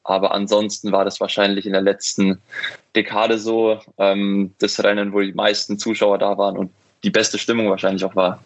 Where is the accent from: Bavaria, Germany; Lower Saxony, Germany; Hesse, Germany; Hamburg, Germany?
Bavaria, Germany; near Munich; bin ja aufgewachsen in der Nähe von München